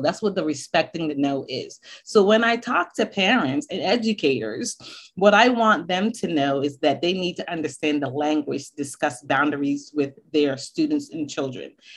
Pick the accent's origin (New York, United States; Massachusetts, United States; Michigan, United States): Massachusetts, United States; Boston; moved away; also born or lived in Barbados; I was born in Barbados, but I grew up in Boston